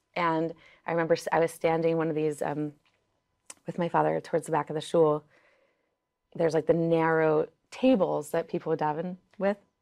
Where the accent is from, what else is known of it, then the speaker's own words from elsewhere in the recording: New York City, New York, United States; first language Yiddish; English is a second language; I grew up in Crown Heights, Brooklyn